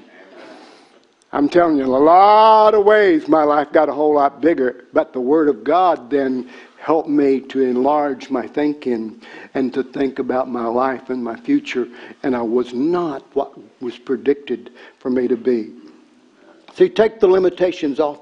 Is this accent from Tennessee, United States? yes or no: yes; Tennessee, United States; I was a redneck from Tennessee. I grew up on cornbread